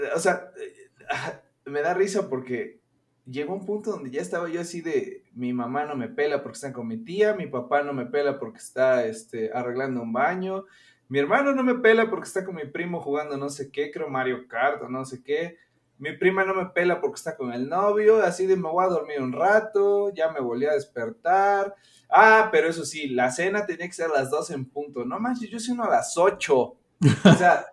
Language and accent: Spanish; Orizaba, Veracruz, Mexico; moved away as an adult; now in Mexico City, Mexico; de donde yo soy, Orizaba, Veracruz